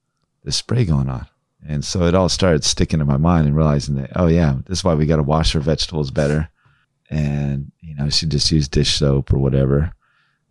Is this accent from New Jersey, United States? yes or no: no; Dexter, Oregon, United States; when I was a kid, we grew up out right on Lost Creek. Out there in Dexter, Oregon